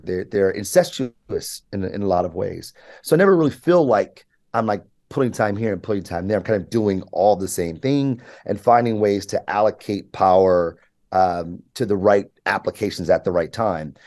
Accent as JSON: {"language": "English", "region": "Michigan", "country": "United States", "tie": "born or raised there", "also_born_or_lived": "New York", "said": "I was able to to to to grow up here."}